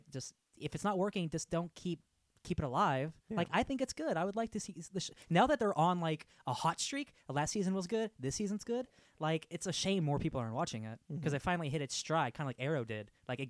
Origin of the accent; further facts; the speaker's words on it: United States; But I'm American.